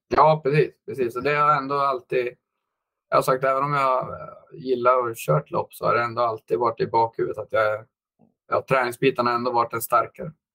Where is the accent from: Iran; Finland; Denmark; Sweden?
Sweden; Eskilstuna, Södermanland; moved away; also born or lived in United States; jag är uppvuxen i Eskilstuna där faktiskt född.